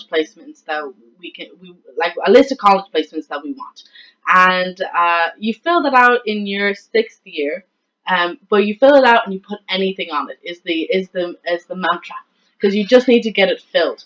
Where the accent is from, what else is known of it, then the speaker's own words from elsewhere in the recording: west of Ireland, Ireland; I come from a very small town in the west of Ireland